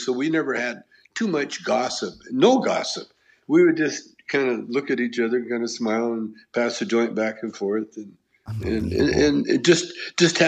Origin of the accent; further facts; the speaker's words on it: Canada; moved away; I grew up in Canada and my dad is Chinese. My mother is white